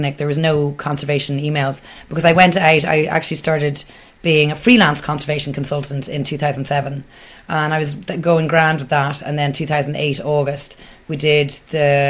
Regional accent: Ballybrack, Leinster, Ireland; now in Dublin, Ireland; I am from Ballybrack

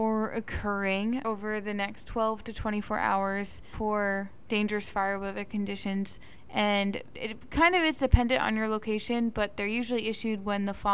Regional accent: East Coast, United States; we grew up on the East Coast where we don't really deal with a lot of wildfires

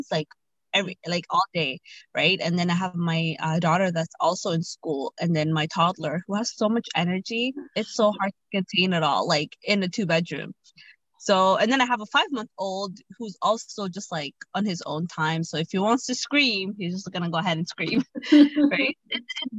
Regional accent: Ottawa, Ontario, Canada; moved away as an adult; now in Toronto, Canada; I'm from Ottawa. So Ottawa is like 5 hours away from Toronto. And my entire family lives in Ottawa. But I moved here after I got married

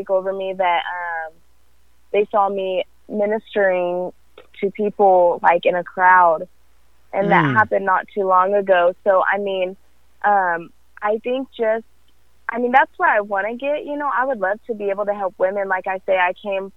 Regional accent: California, United States; also born or lived in Africa; now in Texas, United States; I'm originally from California

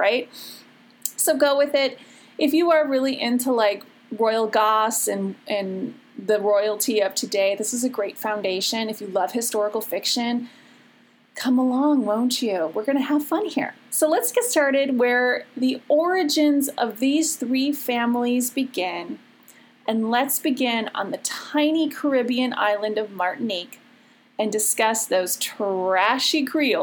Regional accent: Chicago, Illinois, United States; accent: Chicago; my Chicago accent

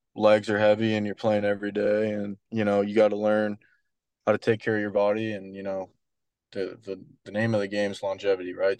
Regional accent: Canada; moved away as an adult; also born or lived in Wright State; being Canadian

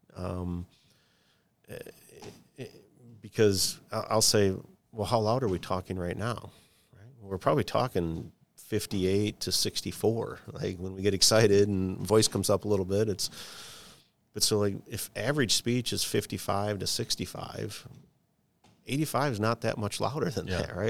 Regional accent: Michigan, United States; growing up in Michigan, um, and I worked for for Henry Ford Health System for a long time

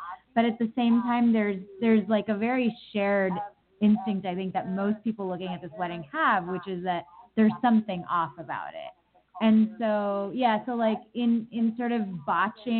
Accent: United States; I'm also Indian American

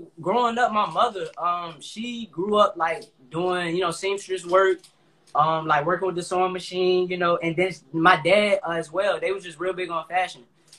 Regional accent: Newport News, Virginia, United States; also born or lived in Hampton, Virginia; I'm from Newport News, but I graduated from Phoebus High School in Hampton.

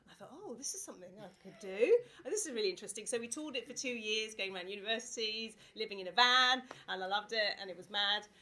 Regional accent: Watford, East of England, United Kingdom; I grew up, I was born here, I grew up in Watford

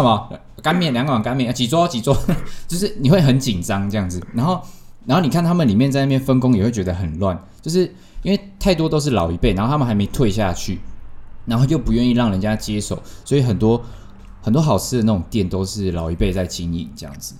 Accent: Tainan, Taiwan; 我们台南人

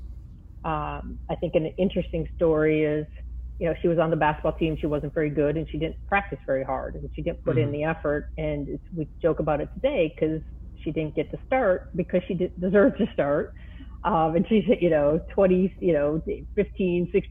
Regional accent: Minnesota, United States; I come from Minnesota.

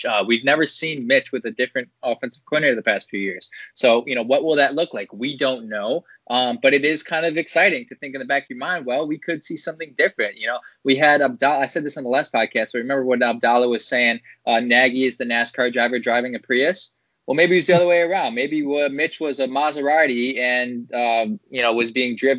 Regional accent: Chicago, Illinois, United States; We're all from Chicago

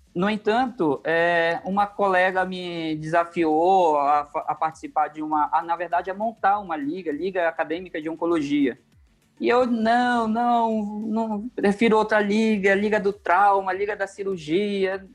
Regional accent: Manaus, Amazonas, Brazil; moved away as an adult; now in São Paulo, Brazil; eu sou manauara, sou lá do Amazonas, nascido e criado na cidade de Manaus.

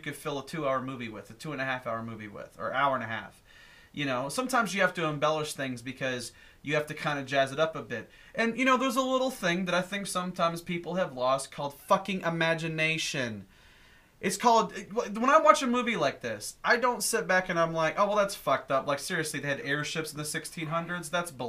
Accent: United States; considering that I'm an American

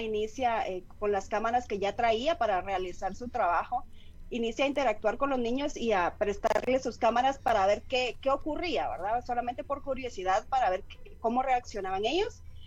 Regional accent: Guatemala

